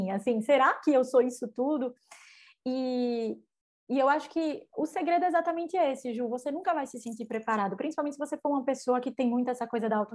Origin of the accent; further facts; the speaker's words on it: Northeast Region, Brazil; eu sendo nordestina, por mais que, né, eu tô aqui, minha equipe tá toda em São Paulo